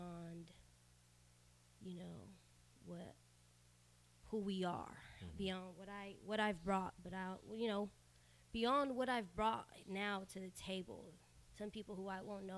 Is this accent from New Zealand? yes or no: no; Sacramento, California, United States; first language Spanish; English is a second language; also born or lived in Mexico; I was born in Sacramento.